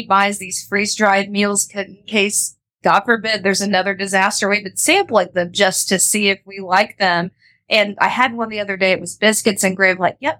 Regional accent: Panama City, Florida, United States; I remember being a teenager growing up in St. Andrews

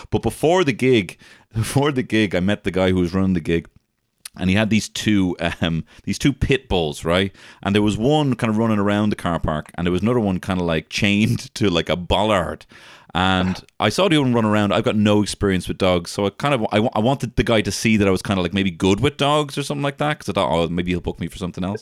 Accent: Ireland; we're both Irish comedians

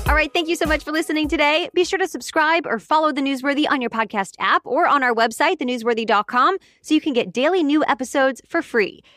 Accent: Kansas City, United States; my hometown team, the Kansas City Chiefs

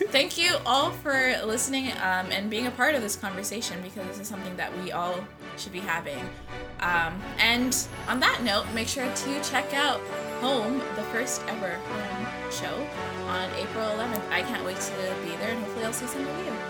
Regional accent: Scarborough, Ontario, Canada; I'm also from Scarborough

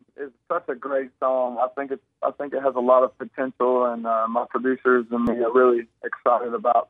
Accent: West Virginia, United States; also born or lived in Jacksonville, Florida; I'm from Jacksonville, Florida, originally. My dad committed suicide and passed away when I was just a few months old. So we moved to West Virginia.

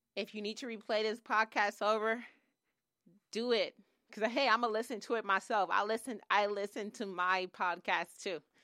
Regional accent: Oakland, California, United States; moved away as an adult; now in Los Angeles, United States; I grew up in, um, East Oakland, Oakland, California

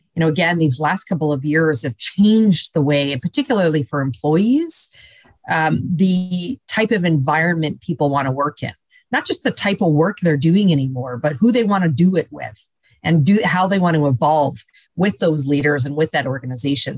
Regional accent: Canada; now in United States; as a Canadian now living uh, in the US

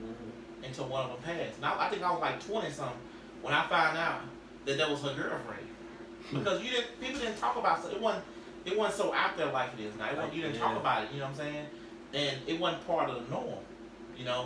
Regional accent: Hawthorne, United States; I grew up down in Hawthorne. I grew up on the back road

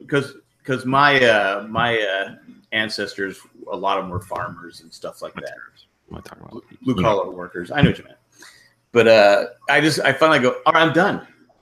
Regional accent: San Diego, California, United States; I grew up in San Diego.

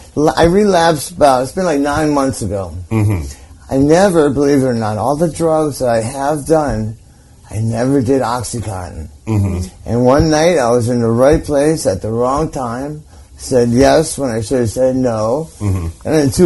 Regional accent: Hollywood, California, United States; In Hollywood.

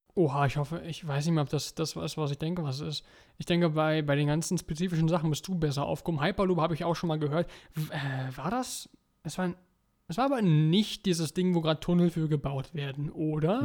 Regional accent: Germany; Bei uns in Deutschland

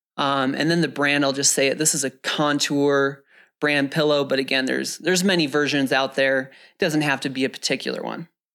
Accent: the Midwest and North Dakota, United States; now in Flagstaff, United States; I wore those growing up in the Midwest and North Dakota. But since moving to Flagstaff

